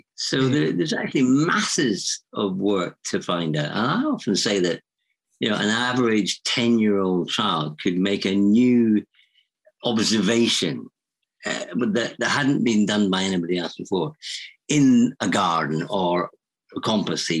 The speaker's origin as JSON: {"language": "English", "town": "Edinburgh", "region": "Scotland", "country": "United Kingdom", "tie": "born or raised there", "said": "I grew up in Edinburgh"}